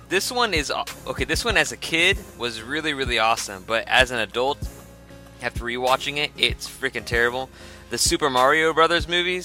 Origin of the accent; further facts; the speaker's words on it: Iran; I'm an Iranian guy.